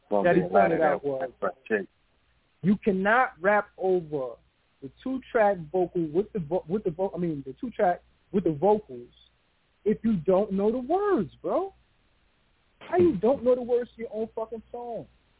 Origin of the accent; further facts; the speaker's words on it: Queens, New York, United States; I'm from Queens, dog.